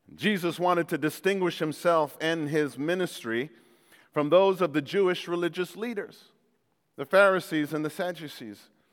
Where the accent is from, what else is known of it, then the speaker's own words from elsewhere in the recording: Jamaica; moved away; I came from Jamaica where Jamaica was part of the British Commonwealth.